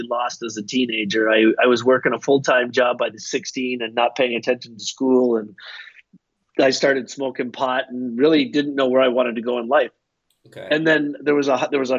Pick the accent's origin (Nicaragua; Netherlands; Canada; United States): Canada; Halifax, Nova Scotia; I grew up in Atlantic Canada, in Halifax, Nova Scotia, in Canada